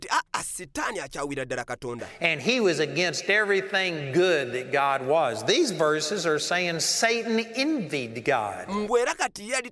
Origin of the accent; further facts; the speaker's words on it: Texas, United States; You know, I'm from Texas, and for a long time I thought that meant that nobody had come out against them.